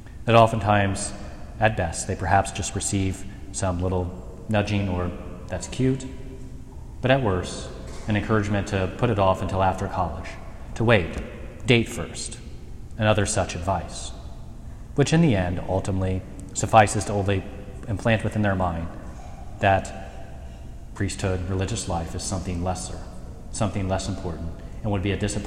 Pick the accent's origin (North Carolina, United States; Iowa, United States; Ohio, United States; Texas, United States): Ohio, United States; Mercer County; ministering in Shelby County and growing up in Mercer County